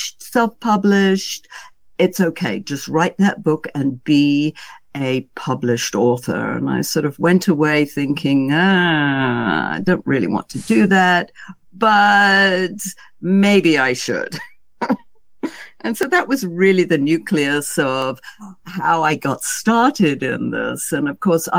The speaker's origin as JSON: {"language": "English", "country": "United Kingdom", "said": "being a Brit"}